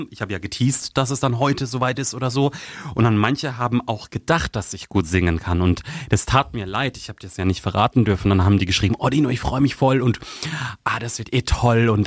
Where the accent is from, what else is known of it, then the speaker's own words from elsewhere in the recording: Baden-Württemberg, Germany; dem Landkreis Karlsruhe, sogar da haben sich Leute gemeldet, mit denen ich wirklich, ich habe gar keinen Kontakt zu denen.